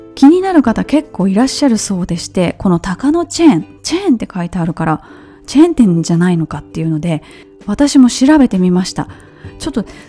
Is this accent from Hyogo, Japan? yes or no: yes; Kobe, Hyogo, Japan; 関西人そして神戸の出身